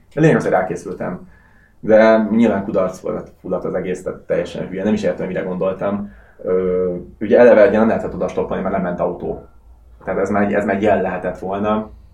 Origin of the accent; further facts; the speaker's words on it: Hungary; moved away as an adult; also born or lived in Russia; volt orosz lakcímem, de, de nyilván külföldi vagyok, magyar útlevél